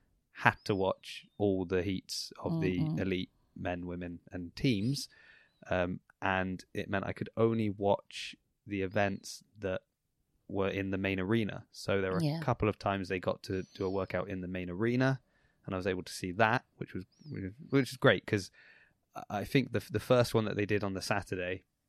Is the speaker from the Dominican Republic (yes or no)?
no; Southampton, South East England, United Kingdom; born or raised there